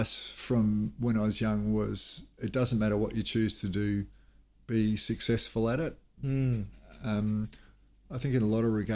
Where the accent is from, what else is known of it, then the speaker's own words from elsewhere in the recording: Melbourne, Victoria, Australia; now in Cairns, Australia; We lived in a suburb in what was then outer Melbourne when I grew up in Blackburn.